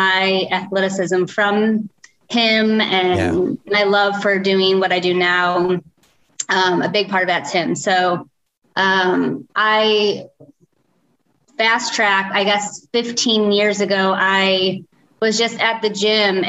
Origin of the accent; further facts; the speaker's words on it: St. Louis, Missouri, United States; moved away as an adult; now in Oklahoma, United States; I'm from St. Louis.